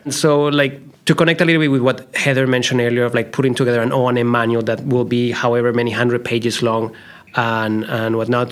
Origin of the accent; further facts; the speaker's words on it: Colombia; moved away; when I was growing up in Colombia